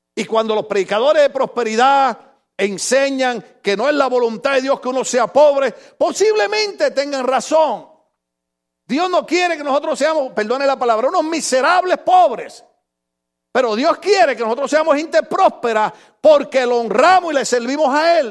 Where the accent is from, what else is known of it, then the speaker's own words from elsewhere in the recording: Puerto Rico; moved away; allá en mi país, en Puerto Rico